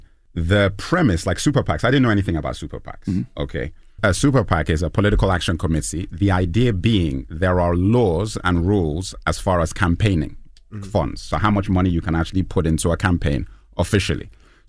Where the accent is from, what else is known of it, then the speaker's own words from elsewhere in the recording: Lagos, Nigeria; also born or lived in London; I'm Nigerian, but grew up in Lagos and London